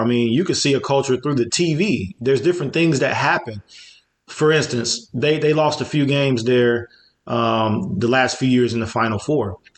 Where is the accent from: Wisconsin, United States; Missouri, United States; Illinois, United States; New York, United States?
Illinois, United States; Chicago; when I was growing up in Chicago.